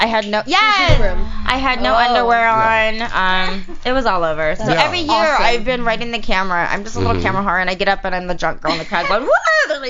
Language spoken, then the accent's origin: English; Phoenix, Arizona, United States; moved away; I was raised in Phoenix, Arizona.